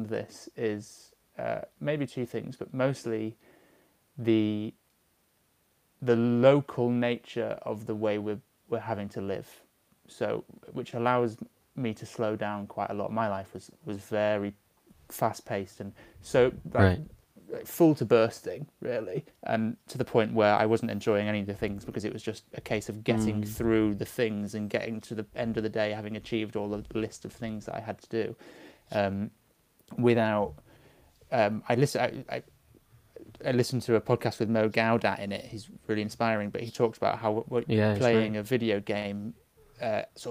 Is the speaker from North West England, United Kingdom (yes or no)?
yes; Manchester, North West England, United Kingdom; moved away; I'm from Manchester originally